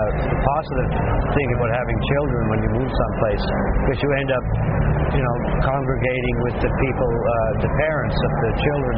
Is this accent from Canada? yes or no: yes; Nova Scotia, Canada; moved away as an adult; also born or lived in Nashville, United States; I came back to Nova Scotia, and I wanted to make a record that was reflective of where I'm coming. I was raised and born and grew up